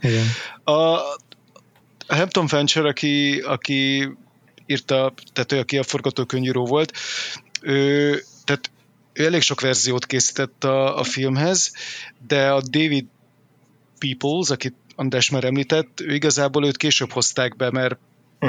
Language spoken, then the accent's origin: Hungarian; Hungary; born or raised there